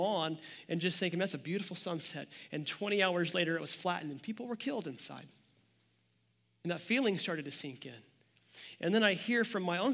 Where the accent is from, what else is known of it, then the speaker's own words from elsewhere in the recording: near Joplin, Missouri, United States; now in Kansas City, United States; Joplin, Missouri, just 25 minutes from my hometown